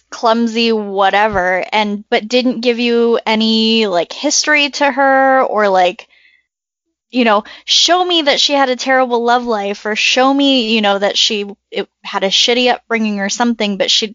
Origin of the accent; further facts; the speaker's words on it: Lake Elsinore, California, United States; I grew up in Lake Elsinore where people had fat skater shoes